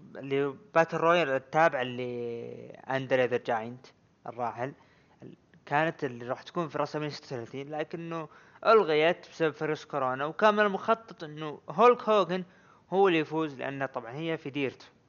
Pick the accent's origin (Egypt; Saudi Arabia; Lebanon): Saudi Arabia; عندنا بالسعوديه